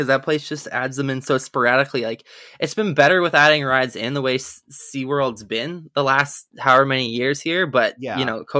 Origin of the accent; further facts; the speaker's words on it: Canada; I am Canadian